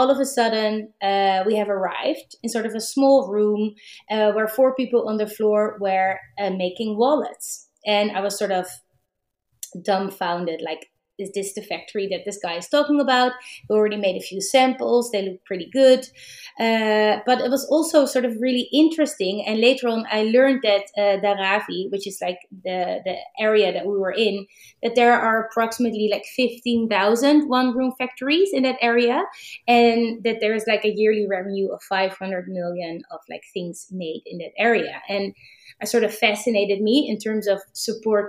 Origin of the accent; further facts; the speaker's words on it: Amsterdam, North Holland, Netherlands; also born or lived in New York; I'm from Amsterdam, the Netherlands